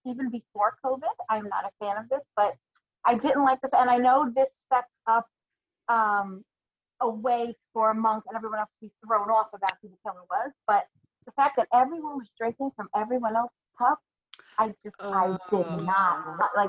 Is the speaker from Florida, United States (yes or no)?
no; New York, United States; accent: New York; my New York accent.